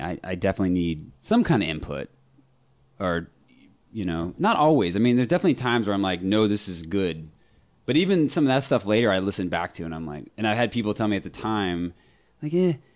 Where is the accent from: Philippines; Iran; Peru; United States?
United States; Austin, Texas; also born or lived in Birmingham, Alabama / Sherman, Texas; I grew up in Austin